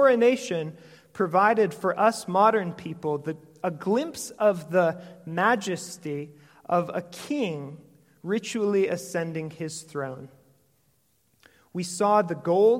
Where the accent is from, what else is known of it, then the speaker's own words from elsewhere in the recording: St. Michael, Minnesota, United States; I come from St. Michael, Minnesota.